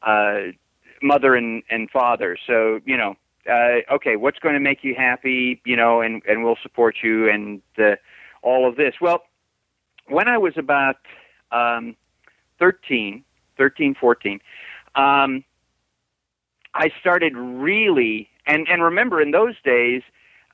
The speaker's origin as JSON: {"language": "English", "town": "Glendale", "region": "California", "country": "United States", "tie": "born or raised there", "also_born_or_lived": "Tulsa, Oklahoma", "moved": "as an adult", "lives_now": "Florida, United States", "said": "And I always considered Glendale my hometown, because that's where I grew up."}